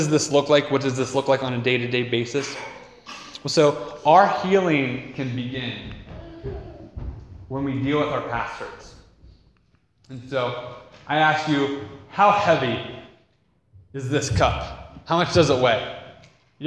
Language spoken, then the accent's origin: English; United States; as American Westerners